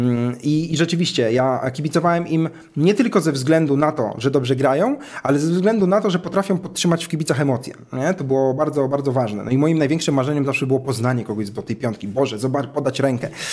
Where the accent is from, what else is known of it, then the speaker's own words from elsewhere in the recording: Dęblin, Lublin Voivodeship, Poland; moved away; w swoim mieście, mm, rodzinnej miejscowości, ja pochodzę z Dęblina, nie z Warszawy, więc to była dość mała miejscowość